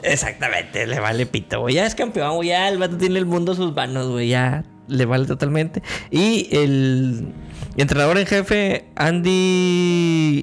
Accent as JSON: {"language": "Spanish", "country": "Mexico", "said": "Yo soy el más mexicano de este grupo de personas."}